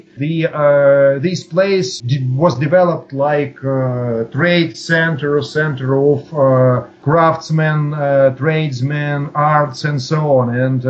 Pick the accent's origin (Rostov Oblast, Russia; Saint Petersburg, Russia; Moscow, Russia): Rostov Oblast, Russia; Rostov-on-Don; First of all, I was born in Rostov-on-Don. The city was called the gateway to the Caucasus.